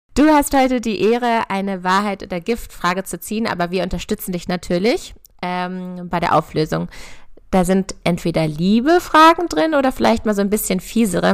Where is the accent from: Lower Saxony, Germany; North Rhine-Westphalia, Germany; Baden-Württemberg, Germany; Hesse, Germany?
Lower Saxony, Germany; near Hanover; Ich komme ja auch aus der Nähe von Hannover